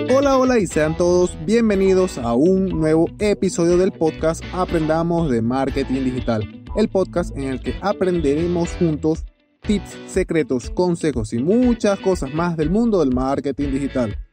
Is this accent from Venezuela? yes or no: yes; Venezuela; yo soy venezolano también